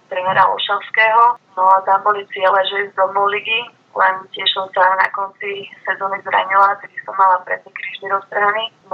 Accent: Bratislava, Bratislava Region, Slovakia; Ja som vyrastala po podstate v Bratislave a škatečke

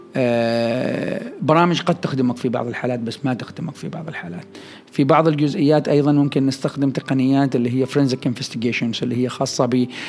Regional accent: Oman; عندنا في عمان

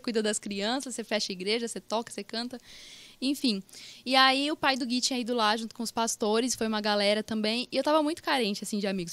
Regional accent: Pradópolis, São Paulo, Brazil; now in Ribeirão Preto, Brazil; eu não sou de Ribeirão, eu nasci em Pradópolis, agora que eu tô morando em Ribeirão

